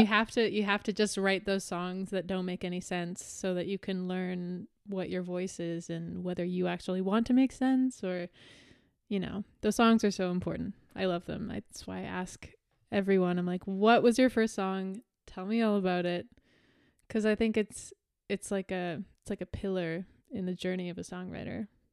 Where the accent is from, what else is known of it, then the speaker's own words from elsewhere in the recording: Canada; I'm Canadian